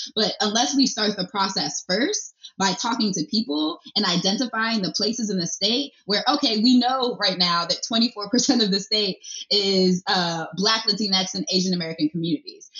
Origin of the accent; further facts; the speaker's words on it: Nigeria; now in Pennsylvania, United States; I'm from Nigeria